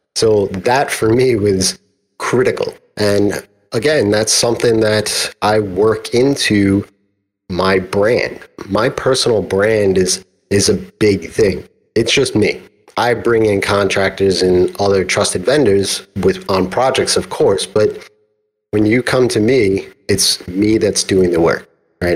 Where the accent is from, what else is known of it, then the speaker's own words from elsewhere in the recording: New York, United States; I'm from New York